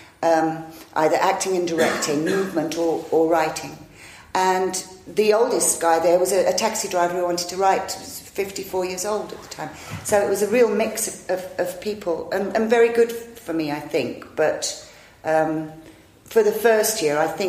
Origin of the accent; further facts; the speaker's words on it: Old Hill, West Midlands, United Kingdom; also born or lived in Dudley; A place called Old Hill, which is about 2 miles away from Dudley in the West Midlands